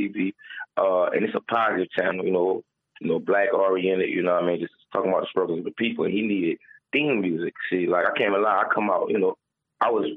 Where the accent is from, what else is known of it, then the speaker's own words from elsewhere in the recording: New Orleans, Louisiana, United States; moved away; also born or lived in Atlanta; I'm coming from New Orleans